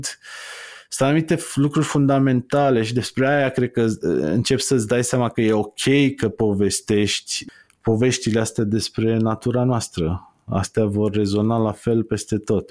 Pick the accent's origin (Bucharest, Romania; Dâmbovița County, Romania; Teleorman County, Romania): Dâmbovița County, Romania; Târgoviște; Eu stăteam în, în Târgoviște, sunt din Târgoviște și am crescut în Târgoviște